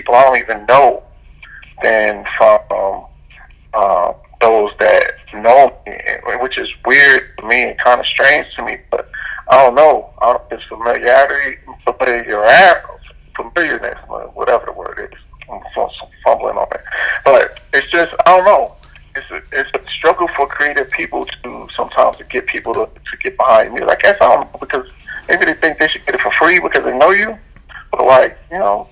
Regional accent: New York, United States; growing up in New York

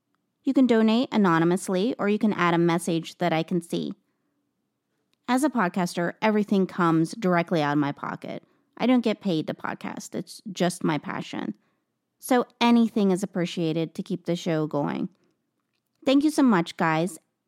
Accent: New Mexico, United States; maybe I'm a bit biased, because it is my home state. I grew up out in the country, about 6 miles from where the story I'm going to tell today takes place.

